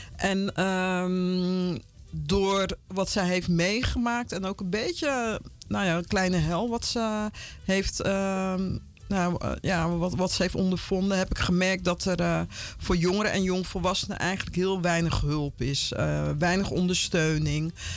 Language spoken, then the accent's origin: Dutch; Vlaardingen, South Holland, Netherlands; moved away as an adult; also born or lived in Paramaribo, Suriname / Utrecht / Amsterdam; now in Almere, Netherlands; ik ben in Eh, Rotterdam, Vlaardingen opgegroeid